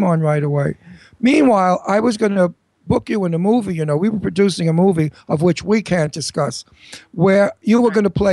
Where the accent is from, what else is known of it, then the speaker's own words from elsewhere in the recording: New York, United States; I'm a New Yorker, so I know it backwards. Like my father said, I know every attic and every cellar in New York. That's my hometown.